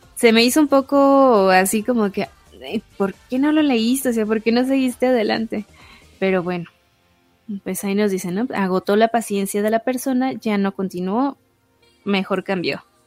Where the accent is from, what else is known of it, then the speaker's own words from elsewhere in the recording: Mexico; nuestra historia mexicana